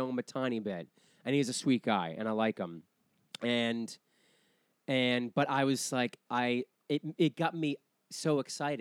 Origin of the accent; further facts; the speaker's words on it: Weymouth, Massachusetts, United States; moved away; I'm from Weymouth, which is south of Boston.